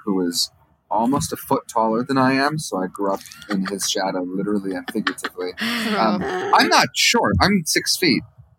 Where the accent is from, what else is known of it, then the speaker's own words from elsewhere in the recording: Michigan, United States; I'm also from Michigan.